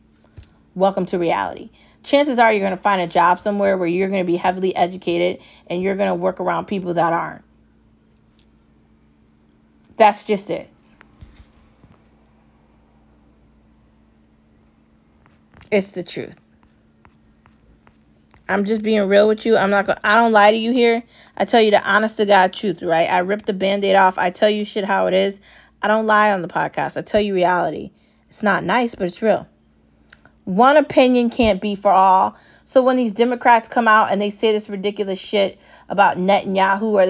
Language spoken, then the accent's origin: English; United States; as an American